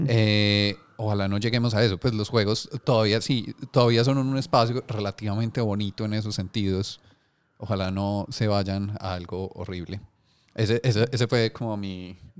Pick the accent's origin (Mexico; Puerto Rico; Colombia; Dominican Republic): Colombia